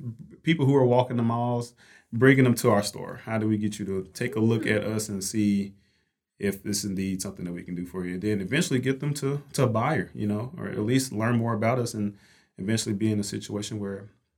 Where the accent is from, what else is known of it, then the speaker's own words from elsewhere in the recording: Fort Worth, Texas, United States; sales development rep here. Born and raised in Fort Worth, Texas, so Texas native and...